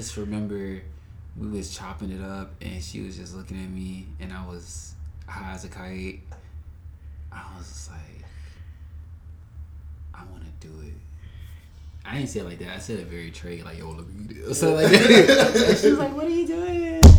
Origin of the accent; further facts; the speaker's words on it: the South, United States; Because you know, growing up in the South, you think, let me pray it away